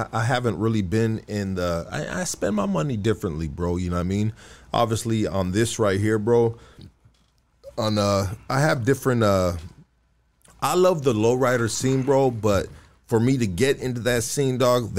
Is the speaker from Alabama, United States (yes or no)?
no; Los Angeles, California, United States; I'm from Northeast LA. We're in East LA right now, dog. I'm from Highland Park, dog.